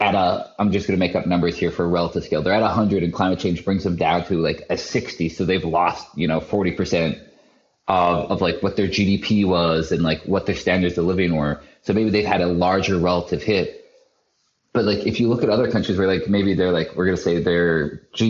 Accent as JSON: {"language": "English", "country": "Canada", "said": "I'm from Canada. I'm from 400 miles. From 400 miles north of the border. We get -40 winter"}